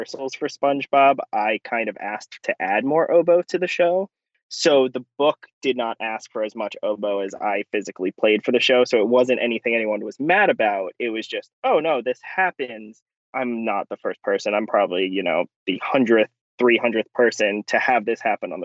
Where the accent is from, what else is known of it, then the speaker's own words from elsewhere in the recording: New York City, New York, United States; I'm from Brooklyn, New York, originally